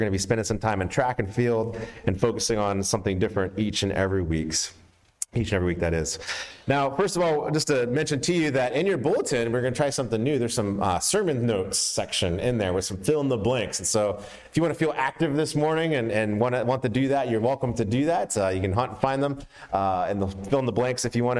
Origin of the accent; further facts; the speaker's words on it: Atlanta, Georgia, United States; 1996 Olympics was in my hometown